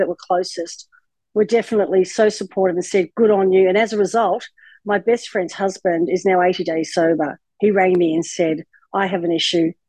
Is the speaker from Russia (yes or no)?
no; Australia; moved away as an adult; also born or lived in United States; I relocated from America back to Australia, and I'd been in America 20 odd years